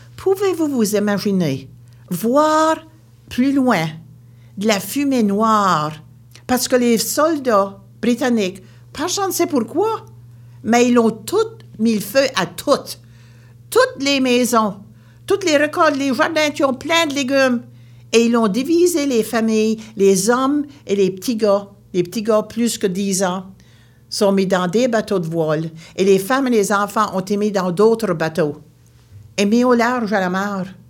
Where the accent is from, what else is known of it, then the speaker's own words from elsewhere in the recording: Baie Sainte-Marie, Nova Scotia, Canada; je viens de la Nouvelle-Écosse, une petite région appelée la Baie-Sainte-Marie